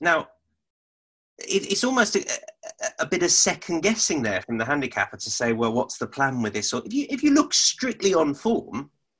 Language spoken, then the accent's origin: English; United Kingdom; as a Brit watching on